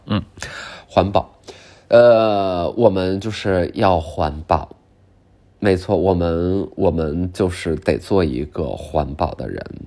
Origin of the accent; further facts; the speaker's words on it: Northeast China, China; 我作为东北人吧